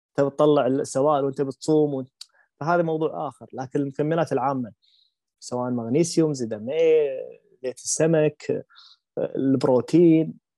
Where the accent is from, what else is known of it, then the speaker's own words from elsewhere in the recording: Kuwait; عندنا عندنا بالكويت